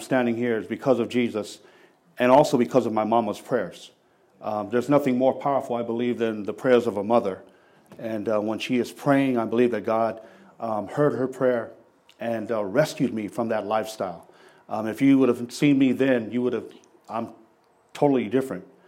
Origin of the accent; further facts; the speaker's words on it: Seattle, Washington, United States; also born or lived in San Francisco, California / Tacoma, Washington; I grew up in West Seattle